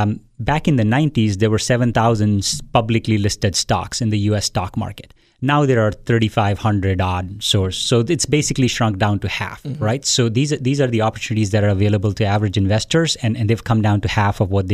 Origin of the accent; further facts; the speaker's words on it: India; So I was born and raised in India. I went to school there